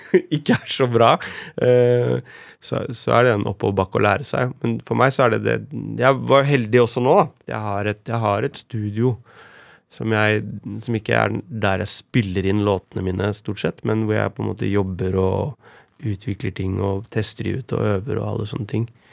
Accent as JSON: {"language": "Norwegian", "region": "Oslo", "country": "Norway", "tie": "born or raised there", "said": "jeg vokste opp på Romsås."}